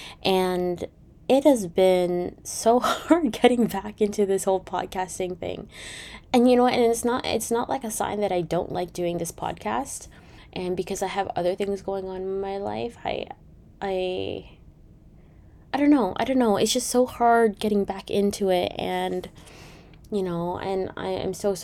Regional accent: Canada; I am Canadian

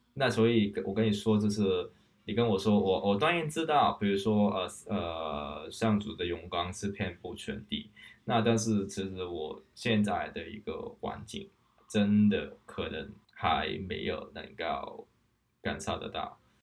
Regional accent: Hong Kong; moved away as an adult; now in Taiwan; 我是香港人，这本身是在香港做社工的，那现在这开始在台湾去定居

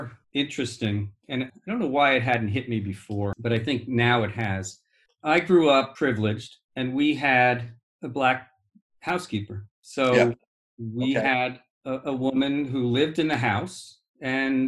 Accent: Great Neck, New York, United States; I grew up just outside of New York City on Long Island, Nassau North Shore

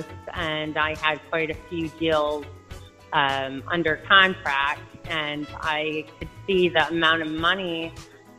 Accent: Livonia, Michigan, United States; also born or lived in Canton, Michigan; I grew up in Livonia in Canton, Michigan

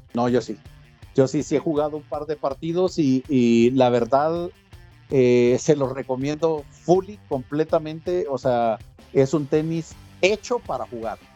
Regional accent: Mexico; a nosotros en específico como eh, como se llama como mexicanos

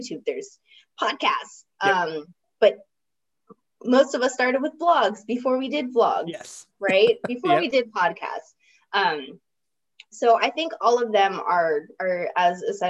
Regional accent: Virginia, United States; in my hometown in Virginia

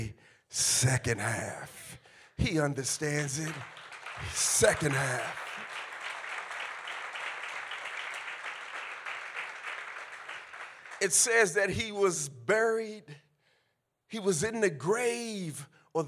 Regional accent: California, United States; I'm from California

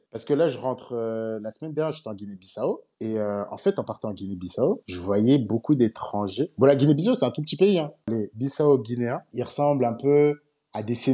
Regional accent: Côte d’Ivoire; je rentre chez moi en Côte d'Ivoire

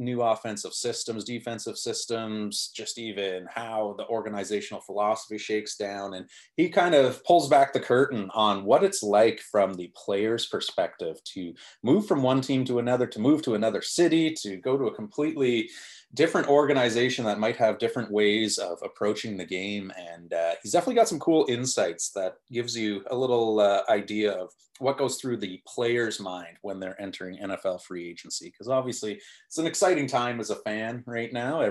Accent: Ottawa, Ontario, Canada; Stittsville, my hometown

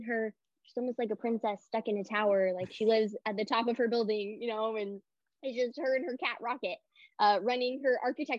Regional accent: Portland, United States; moved away as an adult; growing up in Portland, there's not a lot of military around.

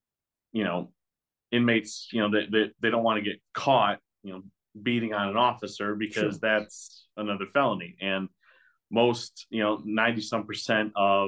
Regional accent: Michigan, United States; I'm from Michigan, southern Michigan.

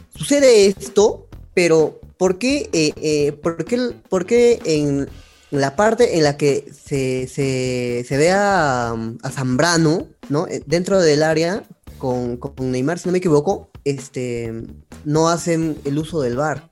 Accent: Peru; como hincha peruano que soy, hablando como peruano

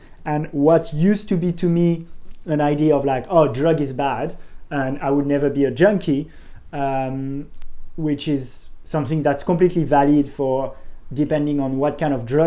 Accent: Paris, Île-de-France, France; I'm from Paris, did a business school

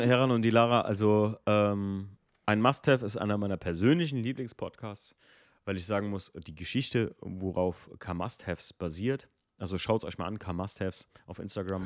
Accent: Eifel, Germany; wir kommen aus der Eifel

